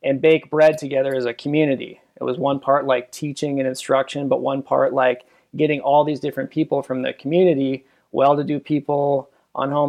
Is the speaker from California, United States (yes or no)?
no; Minneapolis–Saint Paul, Minnesota, United States; moved away as an adult; now in Minot, United States; I'm originally from the Twin Cities, Minnesota